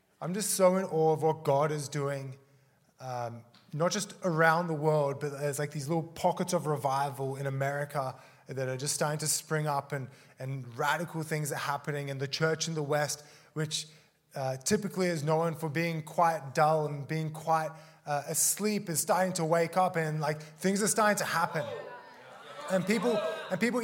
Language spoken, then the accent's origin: English; Australia; also born or lived in South Africa; I'm from Australia. I was originally born in South Africa. Moved to Australia when I was 4 with my family